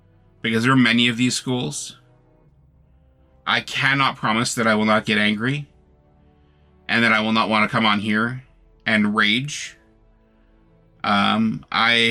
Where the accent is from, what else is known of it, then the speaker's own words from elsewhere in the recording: Canada; I am Canadian